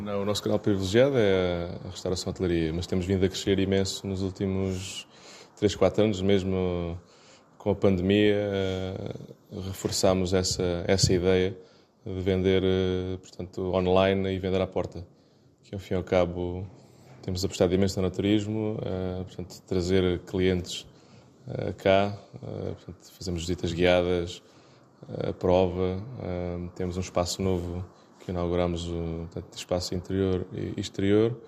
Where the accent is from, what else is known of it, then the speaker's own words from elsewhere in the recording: Algarve, Portugal; Somos algarvios